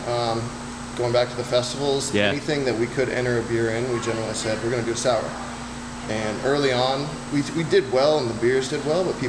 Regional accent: Bradenton, Florida, United States; also born or lived in Virginia Beach, Virginia / Orlando, Florida; I'm originally from Bradenton, Florida.

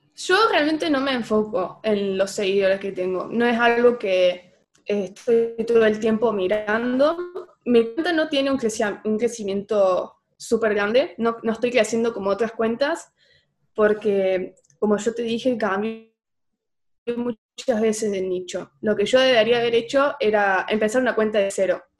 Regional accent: Oliva, Córdoba, Argentina; Yo soy de Oliva. Es un pueblo, ciudad, somos 20.000 personas.

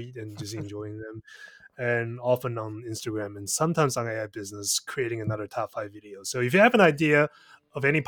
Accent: Taiwan; I'm from Taiwan

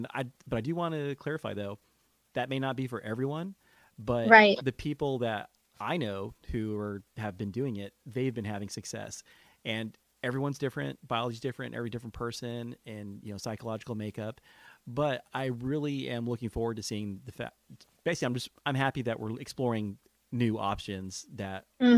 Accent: California, United States; Well, being a Californian, I would say anxiety is probably the norm, because think about the state that you live in.

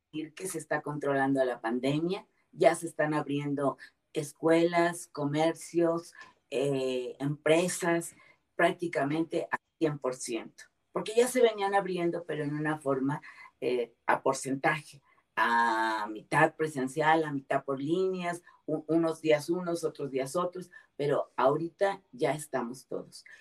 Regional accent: Mexico; en mi país, que es donde conozco

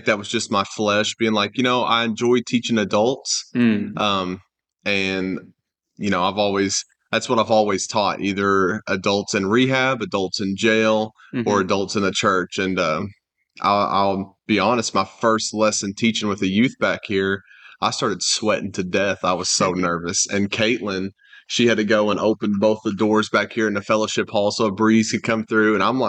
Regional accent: Hardin, Kentucky, United States; but really my main childhood I think of is when I grew up in Hardin, Kentucky.

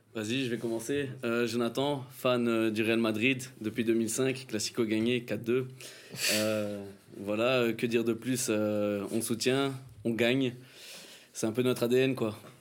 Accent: Brussels, Brussels-Capital Region, Belgium; ici on est belge

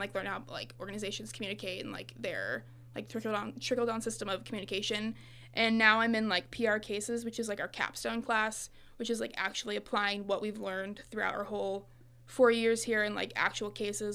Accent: Farmington, Illinois, United States; moved away as an adult; now in Monmouth, United States; I'm from the Farmington area, which is, like, about an hour away

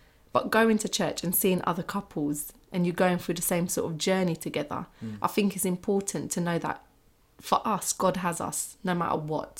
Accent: London, United Kingdom; I come from South London where you're either dead or in gangs

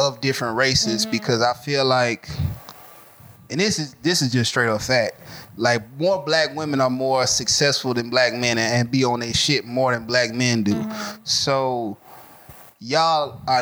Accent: Atlanta, Georgia, United States; I was born in Grady

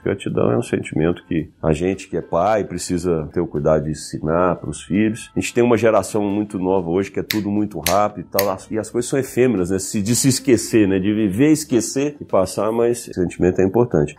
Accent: Goiânia, Goiás, Brazil; moved away as an adult; now in São Paulo, Brazil; eu sou natural de Goiânia, estou né? em São Paulo já há alguns anos

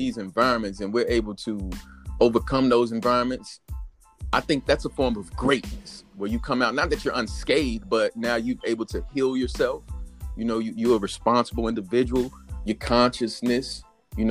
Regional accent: United States; I was born here in the United States of America

